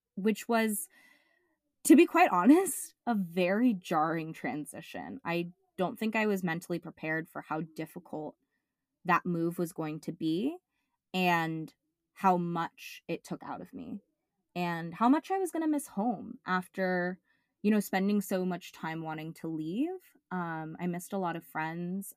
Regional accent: Bay Area, California, United States; born or raised there

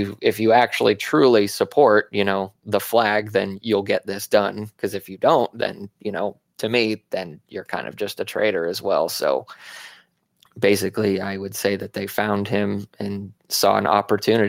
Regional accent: Arizona, United States; I grew up in Arizona

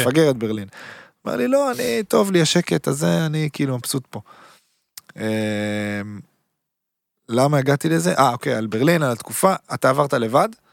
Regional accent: Haifa, Haifa District, Israel; also born or lived in Berlin; now in Tel Aviv, Israel; אני חיפאי, גרתי בתל אביב

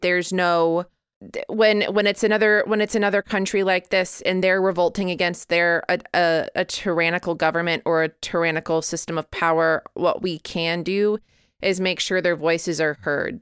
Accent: Midwest, United States; I grew up in the Midwest

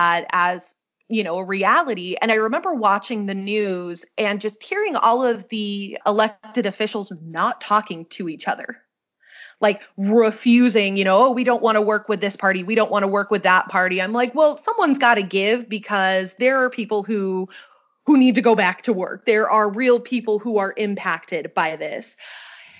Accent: Salt Lake City, Utah, United States; moved away as an adult; also born or lived in St. George, Utah; now in Pullman, United States; I'm originally from the Salt Lake area

